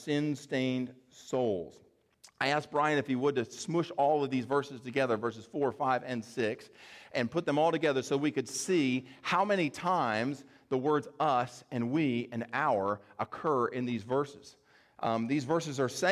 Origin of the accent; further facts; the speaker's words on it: the South, United States; we're here from the South